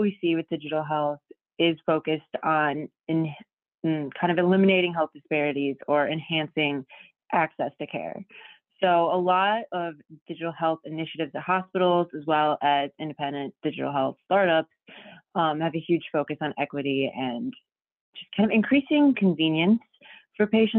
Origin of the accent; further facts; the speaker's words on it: Detroit, Michigan, United States; moved away as an adult; now in Chicago, United States; I'm from Detroit, and I came to Chicago in 2016 to study journalism at DePaul University